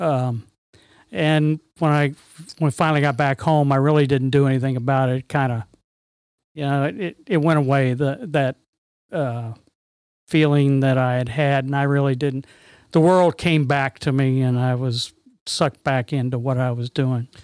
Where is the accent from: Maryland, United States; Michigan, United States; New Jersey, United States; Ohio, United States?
Maryland, United States; Bethesda; I was born in Bethesda, Maryland